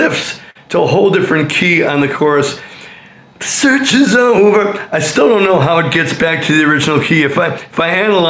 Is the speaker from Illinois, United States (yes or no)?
yes; Berwyn, Illinois, United States; I have. Okay. Born and bred in Berwyn, just like all the ….